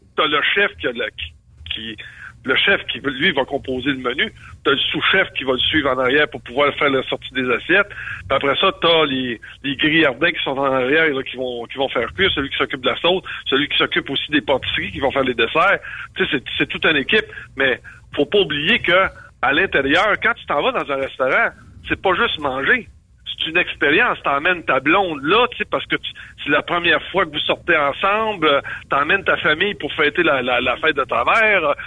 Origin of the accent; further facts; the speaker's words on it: Canada; je suis Canadien